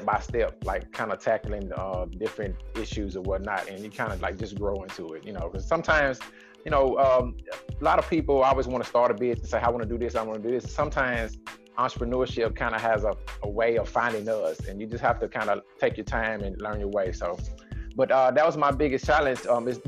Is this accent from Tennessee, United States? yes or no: yes; Nashville, Tennessee, United States; born and raised in Nashville, Tennessee, East Nashville